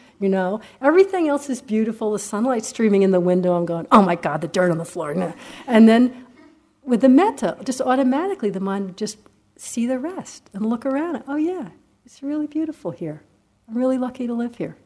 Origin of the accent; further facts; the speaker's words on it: United States; I'm an American